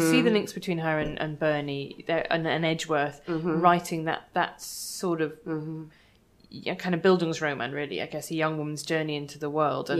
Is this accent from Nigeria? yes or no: no; Ireland; do you think that partly there's that to do with being Irish, is that that's just, we still are so locked into actually English literary culture